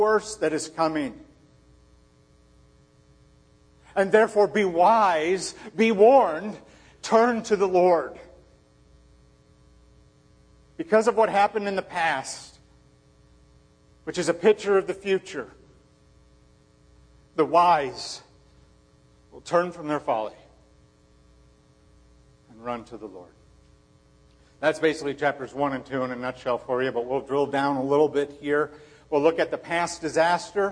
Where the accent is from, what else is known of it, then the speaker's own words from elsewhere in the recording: Chicago, Illinois, United States; moved away; growing up in Chicago